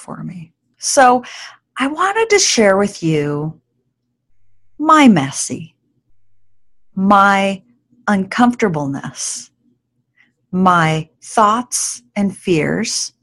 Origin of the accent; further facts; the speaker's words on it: New York, United States; now in Alaska, United States; where I grew up in New York